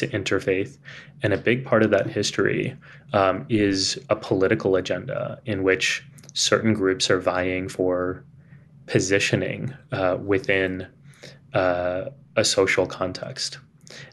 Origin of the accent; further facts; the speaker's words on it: San Antonio, Texas, United States; accent: Texan; now in New York City, United States; I was growing up in Texas